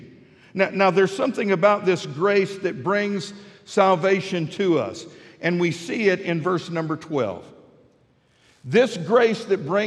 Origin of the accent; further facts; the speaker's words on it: Midland, Texas, United States; moved away as an adult; now in Fort Smith, United States; I grew up in Midland, Texas